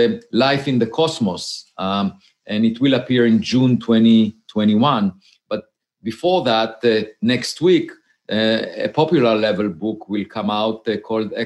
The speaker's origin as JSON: {"language": "English", "country": "Israel", "tie": "born or raised there", "moved": "as an adult", "lives_now": "United States", "said": "I grew up in Israel and I had to serve in the military."}